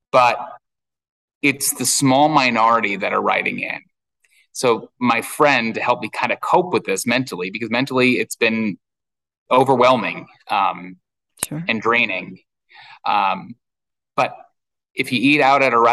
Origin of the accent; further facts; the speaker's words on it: the Hamptons, New York, United States; moved away; out in the Hamptons, where I'm from